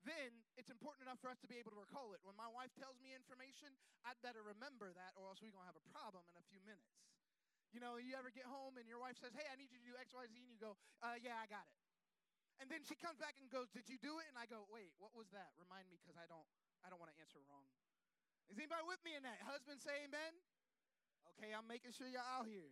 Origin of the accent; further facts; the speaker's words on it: Florida, United States; I'm from Florida